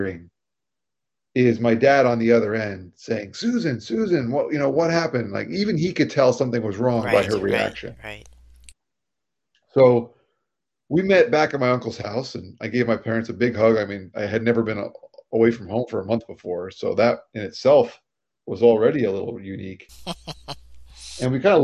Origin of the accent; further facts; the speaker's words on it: Florida, United States; moved away as an adult; also born or lived in New York; we're from Florida